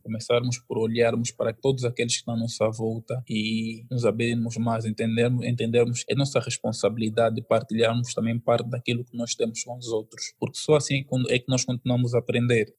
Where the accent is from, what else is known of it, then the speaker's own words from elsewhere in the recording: Luanda, Luanda Province, Angola; Eu nasci e cresci em Luanda. Eu sou daqui